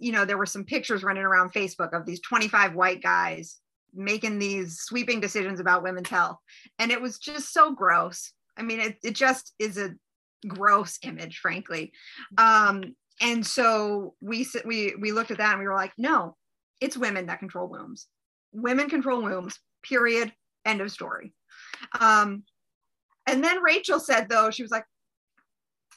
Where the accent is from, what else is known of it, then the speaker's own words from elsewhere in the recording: Ohio, United States; I'm from Ohio. We have flags and we are the heartland of America